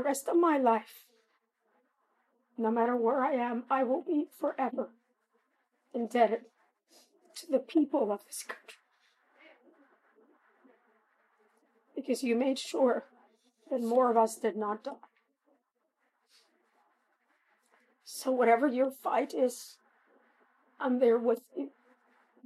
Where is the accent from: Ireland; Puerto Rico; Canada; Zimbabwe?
Puerto Rico; I am a Puerto Rican national with an American citizenship